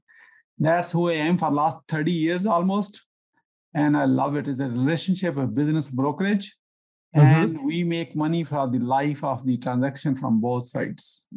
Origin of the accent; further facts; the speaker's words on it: Pakistan; now in United States; I'm originally from Pakistan